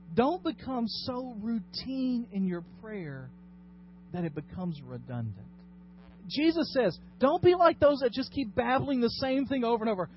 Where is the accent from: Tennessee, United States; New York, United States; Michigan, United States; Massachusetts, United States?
Tennessee, United States; Dyersburg; my hometown of Dyersburg